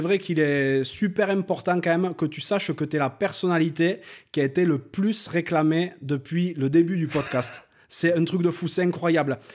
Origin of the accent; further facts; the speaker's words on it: France; on est tous les deux originaires des Pyrénées